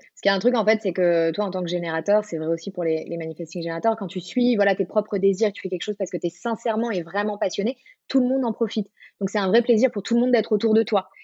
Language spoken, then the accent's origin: French; Marseille, Provence-Alpes-Côte d'Azur, France; moved away as an adult; now in Paris, France; je suis originaire de Marseille et je vis à Paris depuis euh, un peu plus de 10 ans